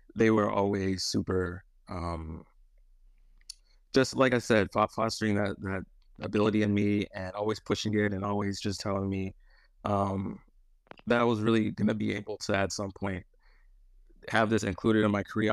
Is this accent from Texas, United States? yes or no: no; Michigan, United States; moved away as an adult; now in Los Angeles, United States; born and raised in Michigan for my whole life